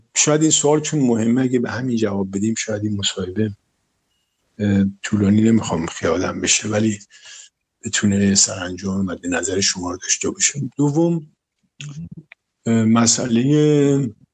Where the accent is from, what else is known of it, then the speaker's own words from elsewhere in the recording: Tehran, Tehran Province, Iran; در گلوبندک متولد شدم تهران منطقه گلوبندک عمده بچگی رو تا تقریبا کلاس دوازده توی منطقه امیریه و شاپور بودیم و تو اون منطقه بزرگ شدم